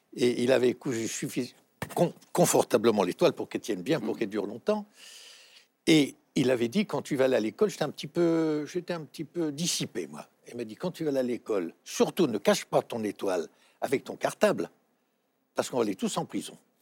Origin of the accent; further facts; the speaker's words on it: Paris, Île-de-France, France; à l'école de la rue Le Pic, puisque vous le savez, je suis né à Montmartre